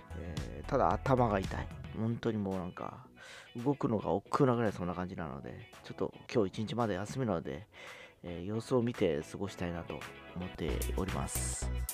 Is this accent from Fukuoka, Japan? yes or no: yes; Fukuoka, Japan; 福岡は僕の地元